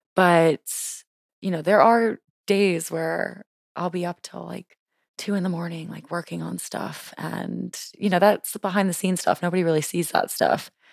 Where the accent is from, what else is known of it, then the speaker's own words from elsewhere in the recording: Louisiana, United States; moved away as an adult; now in Washington, DC, United States; I'm originally from Louisiana, lived in Louisiana my whole life, and then moved to D C on a whim